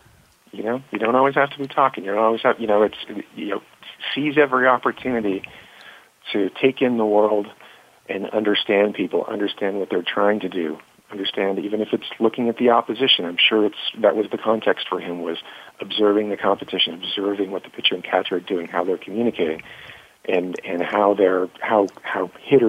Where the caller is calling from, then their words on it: New York City, New York, United States; I'm actually talking from Hudson Yards in New York City. That's where our offices mm-hmm. are.